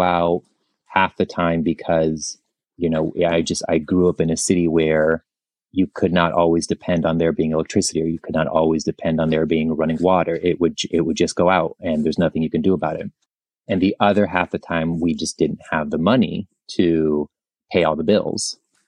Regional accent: Tijuana, Baja California, Mexico; also born or lived in San Diego; I was born in San Diego, but lived across the border in Tijuana. I would crisscross the border every day, twice a day for 14 years to go to elementary and high school in San Diego.

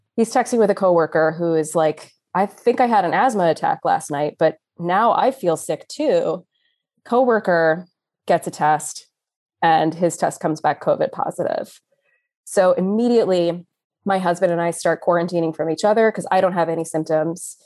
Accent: Austin, Texas, United States; moved away as an adult; now in Philadelphia, United States; I was born and raised in Austin, Texas, but I somehow got stuck here in Philly, P A, for the last twelve years or so

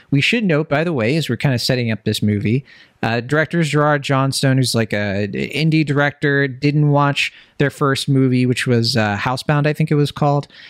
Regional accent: Virginia, United States; now in Bay Area, United States; I'm from Virginia.

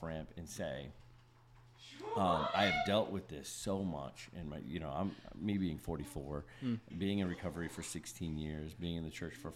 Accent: the North, United States; moved away; we're both from the North

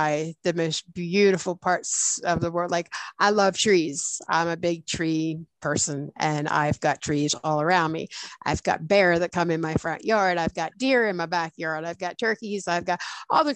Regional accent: Pennsylvania, United States; moved away as an adult; now in West Virginia, United States; We were about a half hour away from my hometown

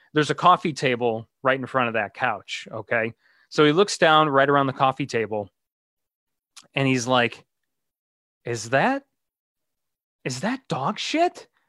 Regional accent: Kankakee, Illinois, United States; also born or lived in Chicagoland; here in my hometown area of Kankakee

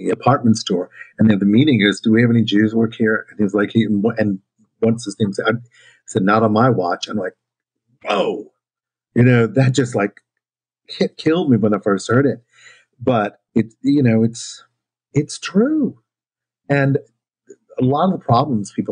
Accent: New Orleans, Louisiana, United States; my story of growing up in New Orleans

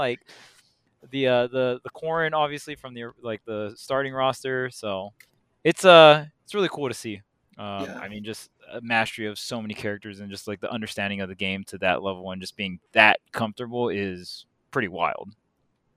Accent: Hawaii, United States; I'm from Hawaii.

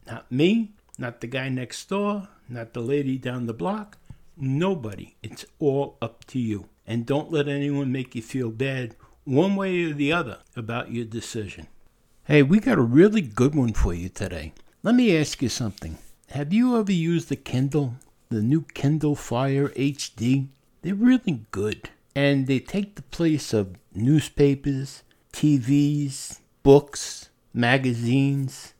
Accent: New York, United States; moved away; also born or lived in Pennsylvania / Anderson, South Carolina; I was born and raised in New York

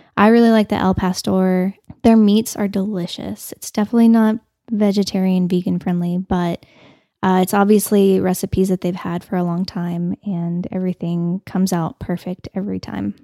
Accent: Canyon, Texas, United States; now in Amarillo, United States; I grew up in Canyon, so we didn't have Tootin' Totem, and we just had Pack a Sack.

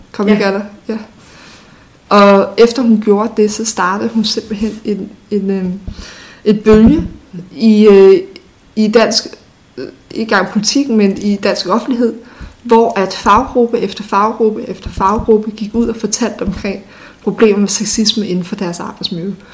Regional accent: North Zealand, Capital Region of Denmark, Denmark; da jeg voksede op i Nordsjælland

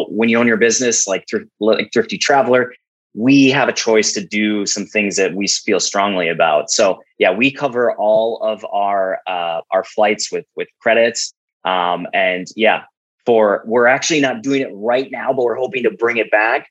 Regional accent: Fargo, North Dakota, United States; my hometown, Fargo, North Dakota

